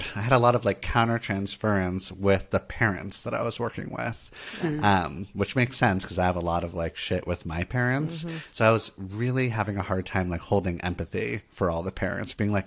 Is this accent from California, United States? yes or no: yes; Santa Monica, California, United States; I grew up in Santa Monica, California.